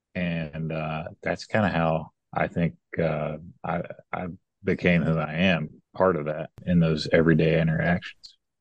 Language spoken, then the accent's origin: English; West Kentucky, United States; moved away as an adult; also born or lived in Atlanta, Georgia; now in West Tennessee, United States; I worked my first job back in this area because I'm from West Kentucky, so near near where I grew up